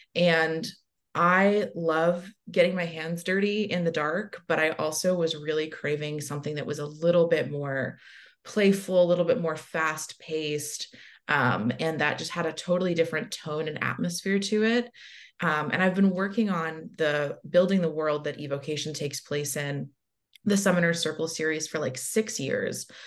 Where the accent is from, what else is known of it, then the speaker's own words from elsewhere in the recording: the South, United States; as a young bisexual person growing up in the South